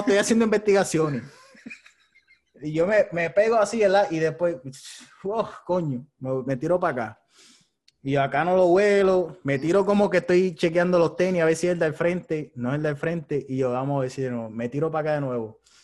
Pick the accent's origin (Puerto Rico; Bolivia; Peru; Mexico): Puerto Rico; me crié en Puerto Rico